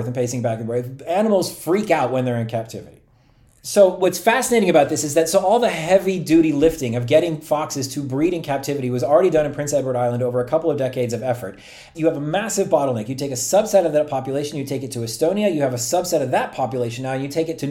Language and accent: English; Turkey; moved away; When I was growing up in Turkey